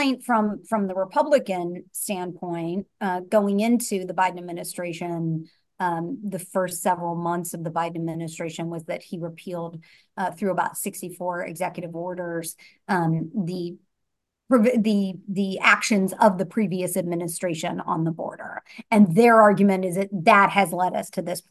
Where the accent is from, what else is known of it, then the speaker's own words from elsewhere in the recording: Ohio, United States; I'm from Ohio